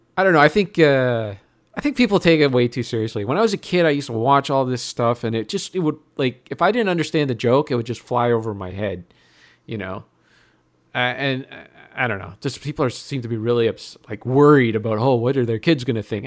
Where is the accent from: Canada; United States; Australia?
Canada; Sudbury, Ontario; I'm from Sudbury.